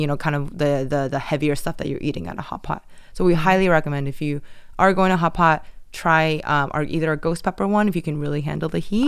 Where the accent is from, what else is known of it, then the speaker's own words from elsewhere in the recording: Taiwan; moved away as an adult; also born or lived in United States; I grew up in Taiwan, um, and then I went to the U S for college, and then I worked there for a little bit